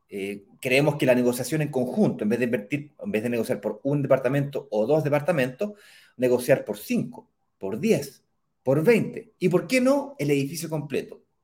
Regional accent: Chile; yo soy chileno

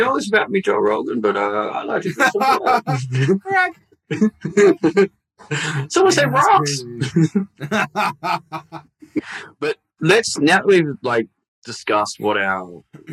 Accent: Victoria, Australia; I grew up in Victoria where it was always raining.

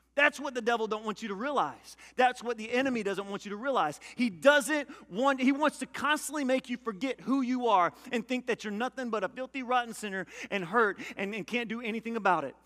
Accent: Louisiana, United States; I'm a country boy. I'm from Louisiana

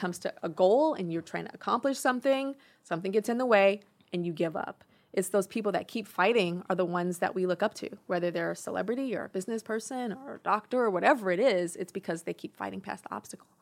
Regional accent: Inglewood, California, United States; I'm from Inglewood

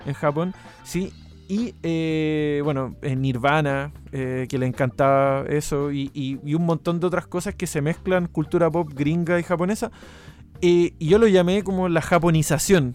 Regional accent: Chile; moved away as an adult; also born or lived in Canada

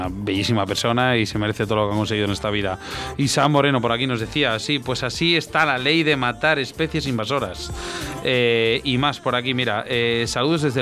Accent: Benavente, Castile and León, Spain; soy de Benavente, me encanta este programa de pesca del Bass.

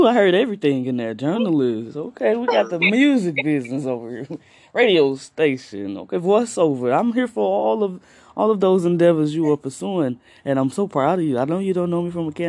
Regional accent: East St. Louis, Illinois, United States; I'm from East St. Louis. A lot of people don't know nothing about, but I am from East St. Louis, Illinois

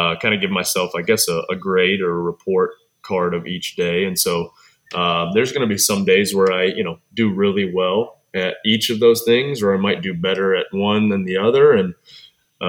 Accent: Cookeville, Tennessee, United States; also born or lived in Michigan; When I was four and a half, we moved to Cookeville, and I've been here ever since, so about 30 years

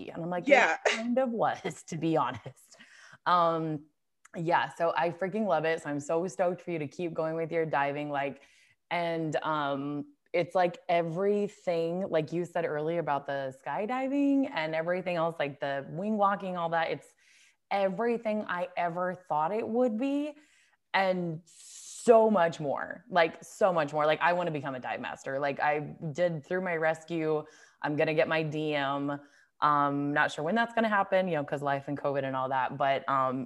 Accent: Longmont, Colorado, United States; moved away as an adult; now in California, United States; I grew up in Longmont, Colorado.

